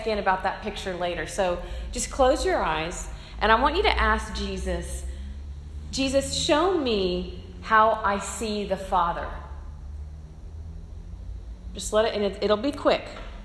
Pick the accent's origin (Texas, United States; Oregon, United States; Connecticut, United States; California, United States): Texas, United States; Corpus Christi; I grew up in Corpus Christi